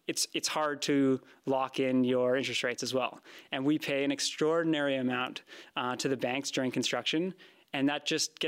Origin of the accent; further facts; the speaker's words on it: Vancouver, British Columbia, Canada; I grew up in Vancouver.